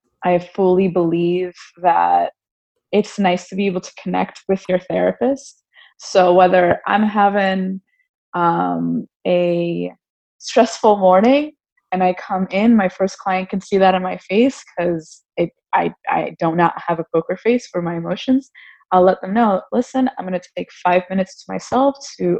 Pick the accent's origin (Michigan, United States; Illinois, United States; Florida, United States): Florida, United States; South; also born or lived in New York / Texas / Gainesville, Florida; we grew up in South Florida for the majority of our lives